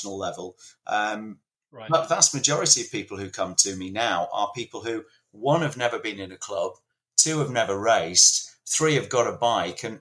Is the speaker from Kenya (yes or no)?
no; Leeds, Yorkshire and the Humber, United Kingdom; I was growing up in Leeds in the 70s.